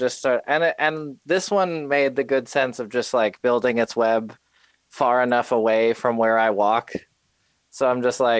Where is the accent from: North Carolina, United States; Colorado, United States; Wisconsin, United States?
North Carolina, United States; Asheville; born or raised there; also born or lived in Atlanta, Georgia